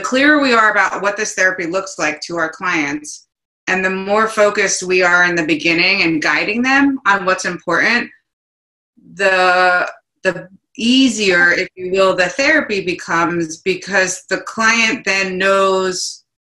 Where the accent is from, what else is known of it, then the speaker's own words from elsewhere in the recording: New Jersey, United States; I'm from New Jersey. I'm 100% Italian.